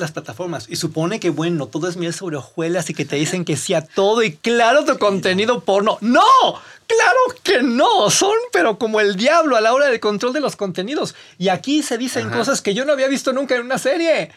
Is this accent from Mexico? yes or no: yes; northern Mexico, Mexico; como norteño